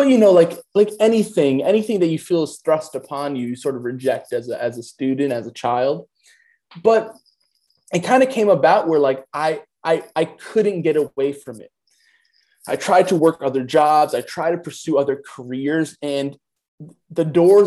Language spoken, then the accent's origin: English; New York City, New York, United States; I'm a New York native. I grew up in Queens, New York. I currently reside in Queens